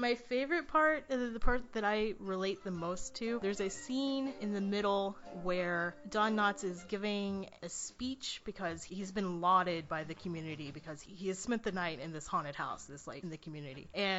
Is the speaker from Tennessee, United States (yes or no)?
yes; East Tennessee, United States; I grew up in East Tennessee